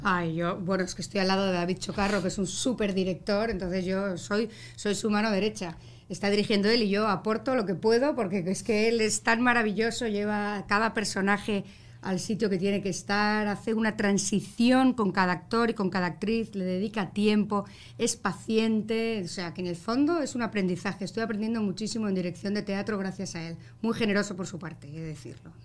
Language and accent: Spanish; Basque Country, Spain; also born or lived in Bilbao; now in Miami, United States; Como buena vasca que soy del norte de España, tengo mi carácter